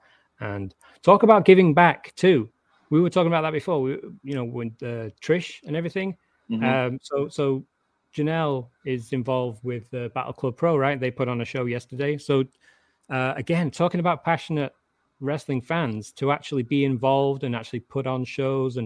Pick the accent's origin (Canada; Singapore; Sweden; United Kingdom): United Kingdom; England; also born or lived in Warrington; I'm English and I'm reserved